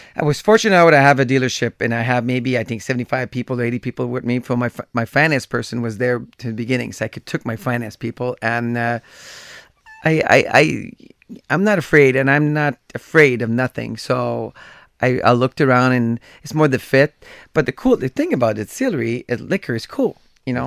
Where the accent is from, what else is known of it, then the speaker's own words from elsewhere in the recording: Gatineau, Quebec, Canada; I grew up in Gatineau. That's where I was growing